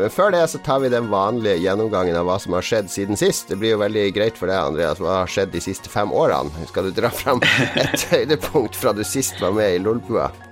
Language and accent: Norwegian; Elverum, Innlandet, Norway; now in Hamar, Norway; jeg er opprinnelig fra Elverum, så ikke lange stykker